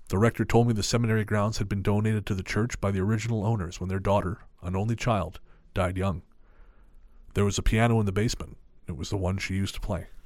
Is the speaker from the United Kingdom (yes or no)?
no; Philippines; I grew up in the Philippines, and the camp was two days' travel away from where we lived.